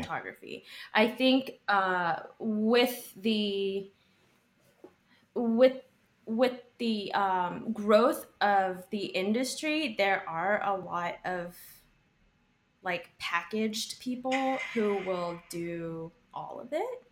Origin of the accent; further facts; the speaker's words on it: Texas, United States; moved away as an adult; also born or lived in Austin; now in New York, United States; growing up in Texas